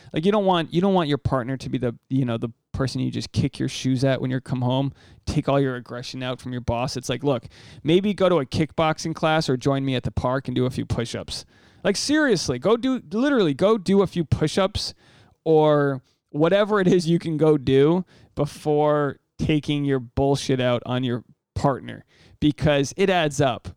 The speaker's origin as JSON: {"language": "English", "country": "United States", "said": "I'm the American dude you hooked up with when you were uh, studying abroad"}